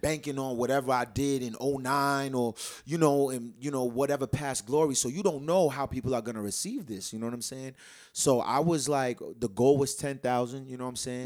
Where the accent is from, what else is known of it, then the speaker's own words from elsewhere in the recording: Providence, Rhode Island, United States; born and raised in Providence